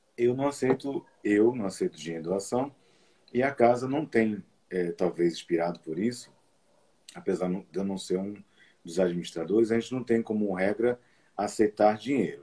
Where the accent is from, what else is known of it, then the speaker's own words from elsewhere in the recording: Olinda, Pernambuco, Brazil; eu, eu, nasci em Olinda